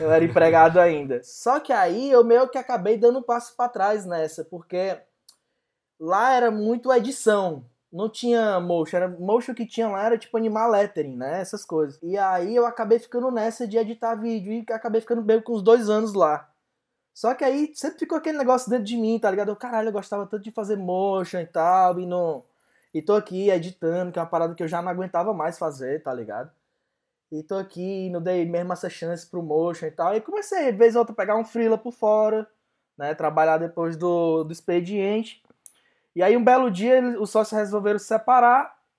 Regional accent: Fortaleza, Ceará, Brazil; eu sou aqui, né, de Fortaleza

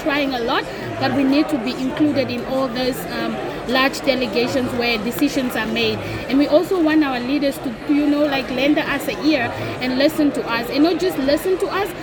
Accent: Namibia; I'm from Africa and I'm from Namibia, a developing state on that matter.

